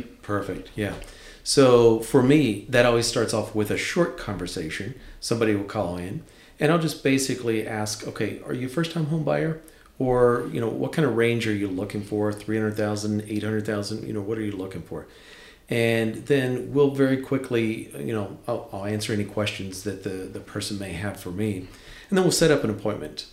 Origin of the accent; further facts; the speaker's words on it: Deep Creek Lake, Western Maryland, United States; moved away as an adult; also born or lived in Winchester; I grew up in Western Maryland, up Deep Creek Lake, that area Loved it there